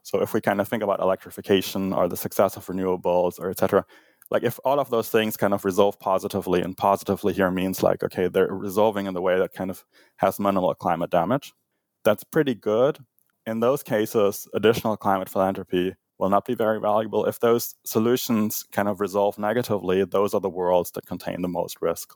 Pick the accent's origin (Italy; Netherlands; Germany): Germany; moved away; growing up in Germany